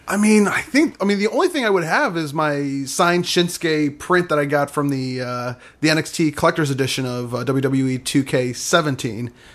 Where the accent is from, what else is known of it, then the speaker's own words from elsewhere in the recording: Michigan, United States; moved away; somewhere in my hometown